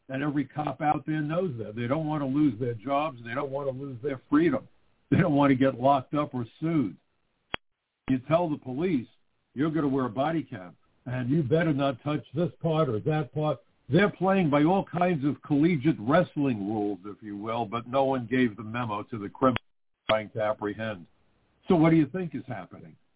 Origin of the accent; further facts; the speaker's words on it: New York, United States; my hometown of New York